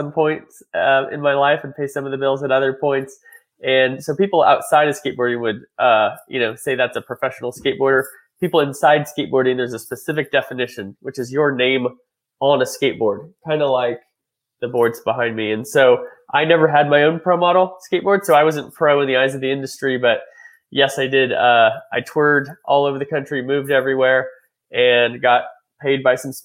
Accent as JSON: {"language": "English", "town": "Reedley", "region": "California", "country": "United States", "tie": "born or raised there", "also_born_or_lived": "Washington, D.C.", "moved": "as an adult", "said": "I grew up in Reedley, California. Reedley, California is a small town outside of Fresno"}